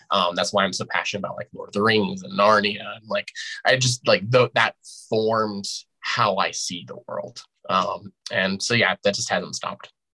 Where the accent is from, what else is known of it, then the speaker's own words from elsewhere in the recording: Albuquerque, New Mexico, United States; born and raised New Mexican